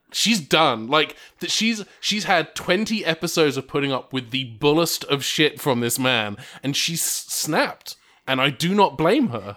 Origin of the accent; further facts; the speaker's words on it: England, United Kingdom; I'm English